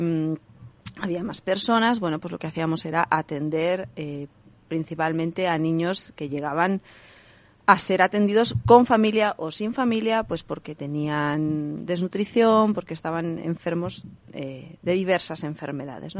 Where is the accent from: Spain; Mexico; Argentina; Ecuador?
Spain; Basque Country; moved away; yo soy del País Vasco, allí se dice Caiso